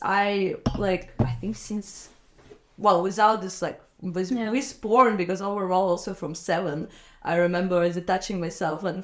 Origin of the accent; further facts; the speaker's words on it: Minsk, Belarus; moved away; I grew up, like, born and raised in Minsk, which is like the capital